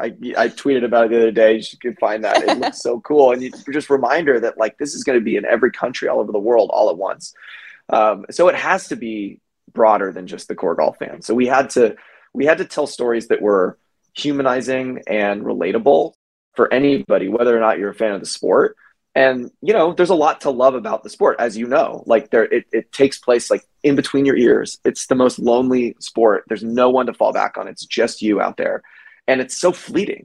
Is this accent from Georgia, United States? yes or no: yes; Georgia, United States; also born or lived in New York; now in Los Angeles, United States; I'm from Georgia